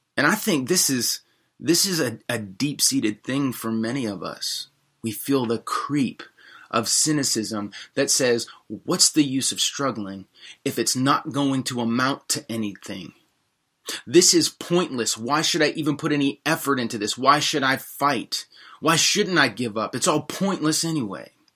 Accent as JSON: {"language": "English", "country": "United States", "also_born_or_lived": "Washington, D.C.", "said": "as American Christians"}